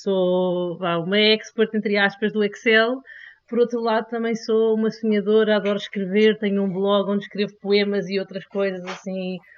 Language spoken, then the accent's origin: Portuguese; Lisbon, Portugal; also born or lived in Singapore / Belgium; nasci cresci em Lisboa e estou em Lisboa